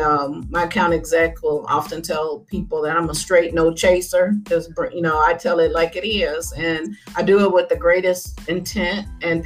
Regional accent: Harvey, Illinois, United States; I grew up in Harvey, Illinois, and it's a south suburb of Chicago

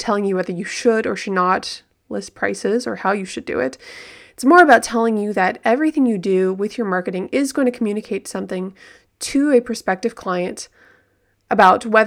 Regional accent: Southern California, United States; I grew up in Southern California

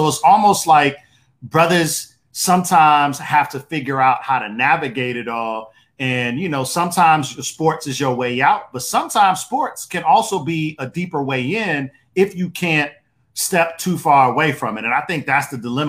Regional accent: Detroit, Michigan, United States; now in Virginia, United States; because issues of race are so central to life growing up in Detroit, when I did at the height of the crack cocaine epidemic

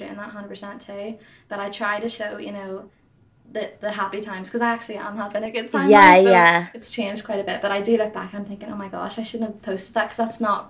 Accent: Ireland; accent: Irish; I went to London, actually, a few weeks ago, and everyone was so shocked at my accent. They were like, oh my God, like, they, like, clinged on to me because I had this Irish accent. I'm like, guys, it's really not that big. I'm just across the water.

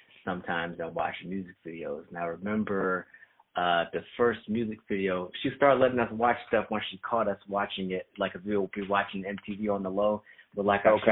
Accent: PG County, Maryland, United States; I'm from, you know, PG County, which is about an hour away

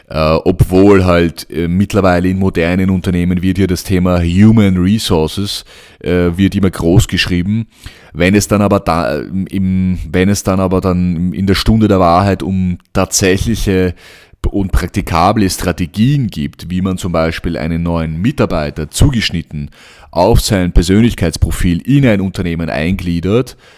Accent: Vienna, Austria; also born or lived in Cairo, Egypt; Äh, ich bin in Wien aufgewachsen. Ähm, als Sohn ägyptischer Eltern, habe in Wien, äh, bin in Wien zur Schule gegangen, aufgewachsen, in Kairo geboren

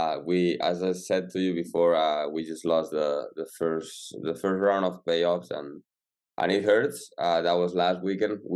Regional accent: Salou, Catalonia, Spain; moved away as an adult; now in Pittsburgh, United States; I'm from near Barcelona in Spain. In a small town called

